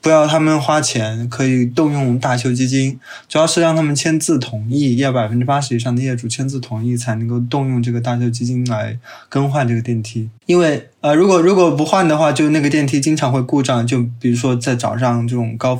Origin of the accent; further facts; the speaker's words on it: Chongqing, China; 我来自重庆。